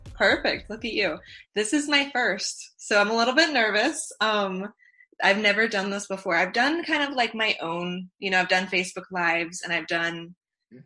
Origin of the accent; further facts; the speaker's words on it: Virginia, United States; I was born in Virginia